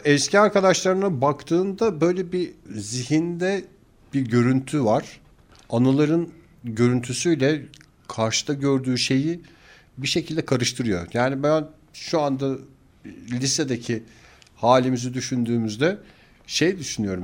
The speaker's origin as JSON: {"language": "Turkish", "region": "İzmir", "country": "Turkey", "tie": "born or raised there", "said": "Çocukluğumuzu İzmir'de geçirdik"}